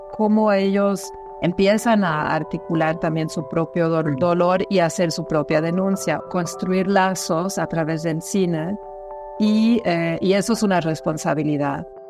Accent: Germany; moved away as an adult; now in Mexico; Nací en Alemania y, y llego a México a mis 21 años

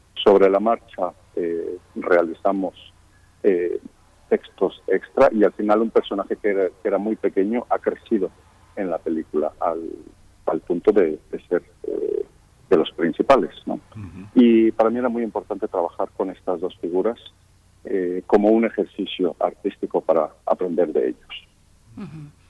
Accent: Mexico; Yo como mexicano

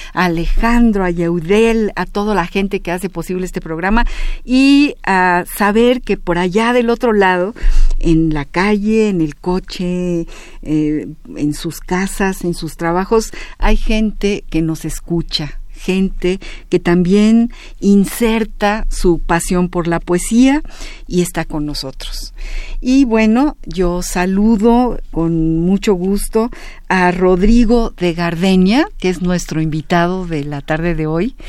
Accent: Mexico City, Mexico; yo también soy contrerense de Hueso Colorado.

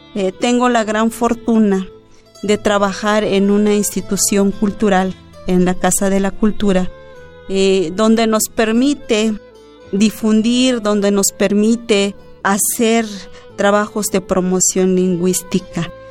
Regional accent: Ch'ol people, Chiapas, Mexico; first language Ch'ol; Spanish is a second language; Yo crecí con la palabra de los chaño. Mis padres hablan únicamente la palabra Chan no hablan el español

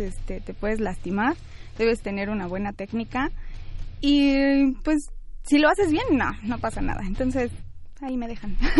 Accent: Pachuca, Hidalgo, Mexico; Soy de Pachuca

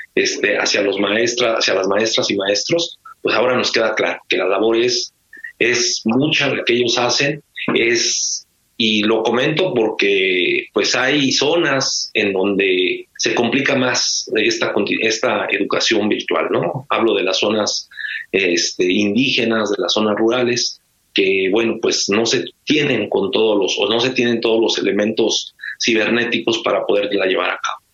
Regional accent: Mexico

